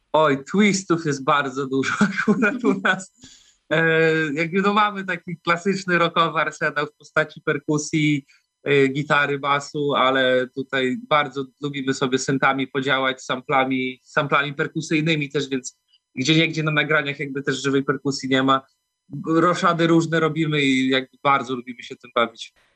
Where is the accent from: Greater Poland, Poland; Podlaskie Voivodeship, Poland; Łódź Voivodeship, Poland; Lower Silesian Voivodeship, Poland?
Podlaskie Voivodeship, Poland; Białystok; jesteśmy z Białego Stoku, albo okolic wszyscy